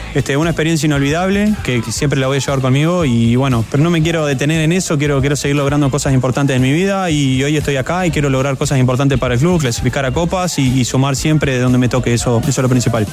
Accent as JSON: {"language": "Spanish", "country": "Uruguay", "moved": "as an adult", "lives_now": "Chile"}